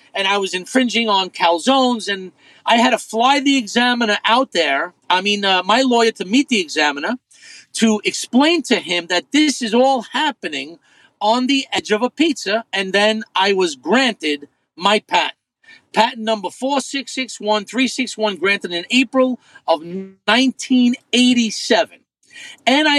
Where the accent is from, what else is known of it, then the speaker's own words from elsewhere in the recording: New York City, New York, United States; growing up in Brooklyn